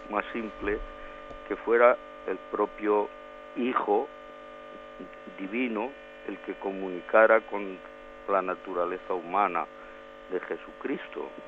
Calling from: Valencia, Valencian Community, Spain; de Valencia.

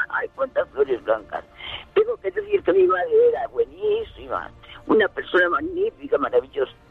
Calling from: Valdepeñas, Castilla-La Mancha, Spain; de Valdepeñas.

